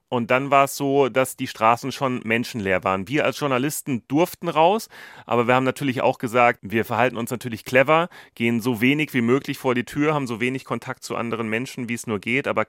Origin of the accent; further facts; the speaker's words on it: Germany; now in India; dass wir nicht alleine als Deutsche dort in Indien sind.